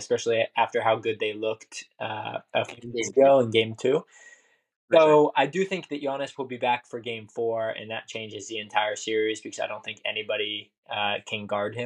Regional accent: Ohio, United States; I'm from Ohio, and I grew up in the LeBron era.

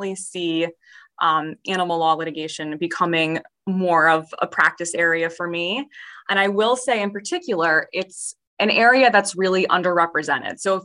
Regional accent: Chester County, Pennsylvania, United States; moved away as an adult; now in New Jersey, United States; I was from Chester County. So maybe like 45 minutes outside of Philadelphia

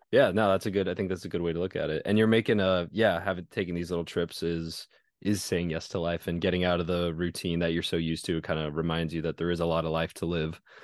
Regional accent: California, United States; moved away; I'm in my hometown

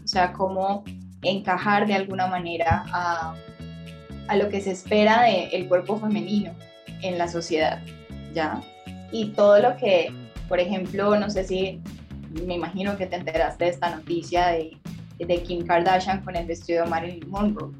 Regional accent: Cali, Valle del Cauca, Colombia; soy caleña

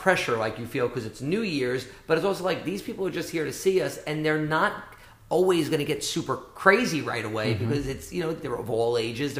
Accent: New York City, New York, United States; moved away as an adult; New York. We're all from Staten Island.

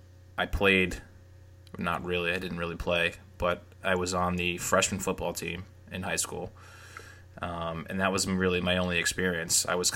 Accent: Arlington, Massachusetts, United States; I was born and raised just outside of Boston in a town called Arlington, which I grew up calling A-Town.

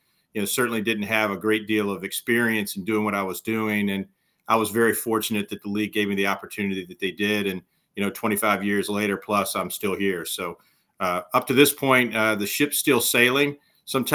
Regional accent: south of Farmville, Virginia, United States; also born or lived in Chapel Hill, North Carolina; I'm originally from Virginia, from an area south of Farmville, which is, the county's about 12,000 strong and the town was about 1,000. So a pretty rural footprint for me when I was growing up.

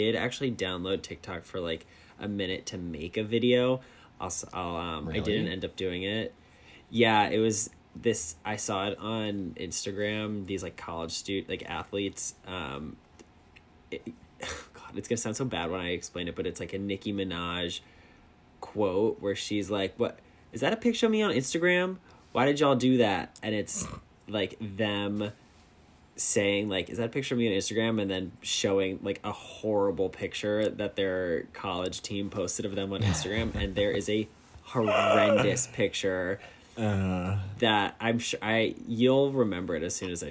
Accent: New York, United States; I'm gay. I'm from New York. I'm 26

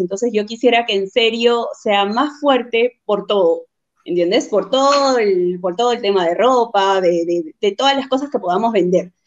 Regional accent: Huacho, Lima, Peru; also born or lived in Chiclayo, Peru; Vivo ah, en Guacho. Vivo desde los cinco años. O sea, tengo 23 años acá en Guacho.

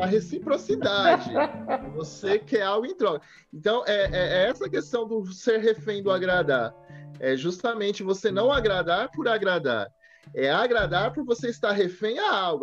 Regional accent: Brazil; a gente é brasileira

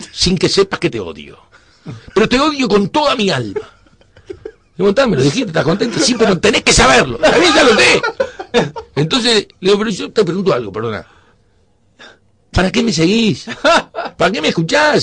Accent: Uruguay; moved away as an adult; also born or lived in Tel Aviv, Israel; Como cualquier uruguayo

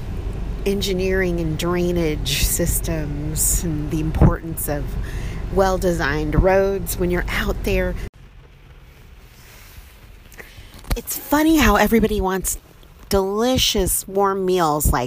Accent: United States; also born or lived in California; as an American living

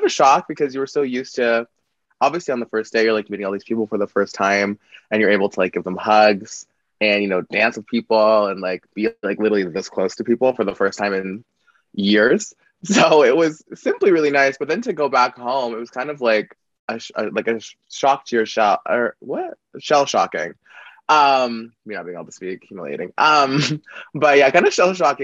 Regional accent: Calgary, Alberta, Canada; I'm from Canada, but I'm from this province called Alberta, specifically Calgary.

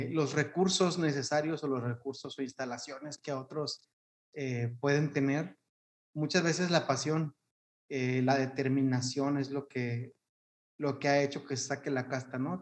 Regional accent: Mexico; como mexicanos somos muy apasionados en todo

